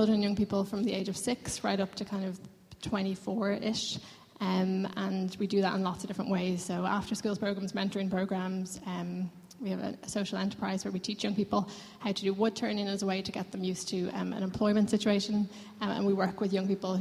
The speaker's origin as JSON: {"language": "English", "town": "Lucan", "region": "County Dublin", "country": "Ireland", "lives_now": "Dublin, Ireland", "said": "I'm from Lucan, but I've lived in Dublin 8 for the last 8 years"}